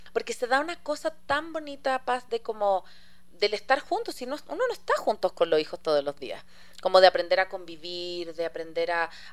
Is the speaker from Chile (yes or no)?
yes; Chile; now in Ecuador; yo soy chilena, tengo mi familia allá